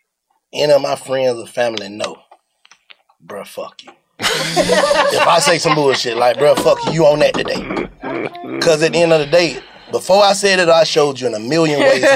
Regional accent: the South, United States; I'm from the South.

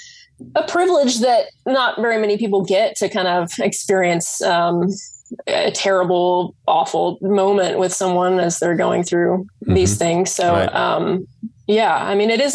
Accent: Texas, United States; now in Durham, United States; I live in Durham, North Carolina. Mm-hmm. I'm originally from Texas

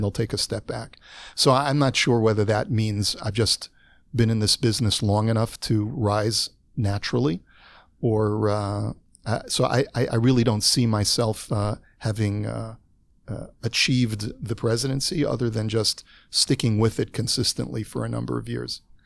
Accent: Los Angeles, California, United States; moved away as an adult; now in Toronto, Canada; I moved to Toronto from Los Angeles. I was already forty-eight years old

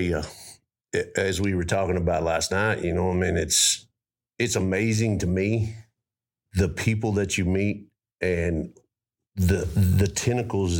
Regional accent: Roby, Texas, United States; I grew up in Roby, Texas.

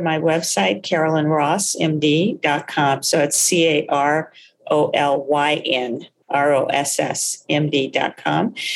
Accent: Texas, United States; soul food eater too growing up in Texas

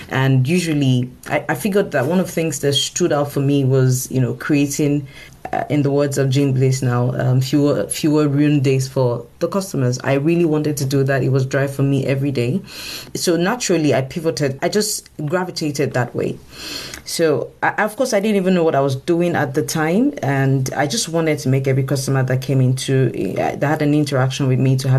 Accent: Nigeria; I come from Africa, and Nigeria in particular

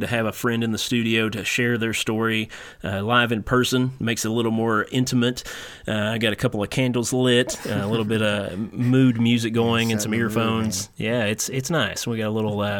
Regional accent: Eastern Kentucky, United States; I remember back in the 90s, like, I was Eastern Kentucky

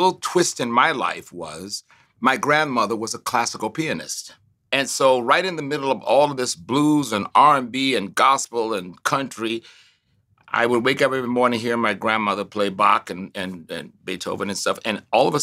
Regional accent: Tuskegee, Alabama, United States; moved away; I grew up on a university campus. I grew up on Tuskegee.

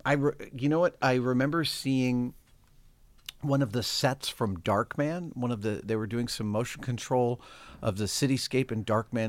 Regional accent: Sleepy Hollow, New York, United States; now in San Francisco, United States; I grew up in New York, uh, first few years in New York City, then in North Tarrytown, Sleepy Hollow, New York

